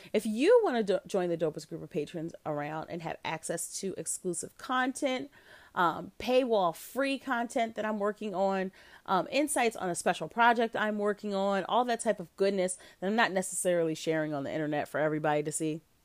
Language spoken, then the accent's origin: English; Jenkintown, Pennsylvania, United States; When we were children, we attended a great church, Salem Baptist Ch-, Baptist Church of Jenkintown